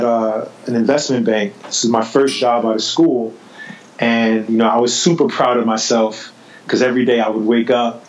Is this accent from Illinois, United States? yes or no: no; New York City, New York, United States; growing up in New York City, I was a kid who grew up in a part of Brooklyn called East New York